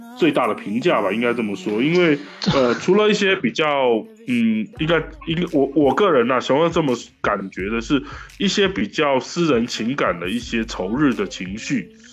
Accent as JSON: {"language": "Chinese", "country": "Taiwan", "said": "我是来自台湾宝岛的"}